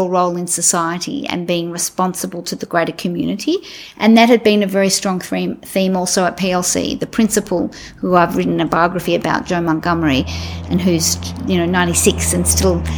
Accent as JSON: {"language": "English", "town": "Melbourne", "region": "Victoria", "country": "Australia", "tie": "born or raised there", "said": "I grew up in Melbourne"}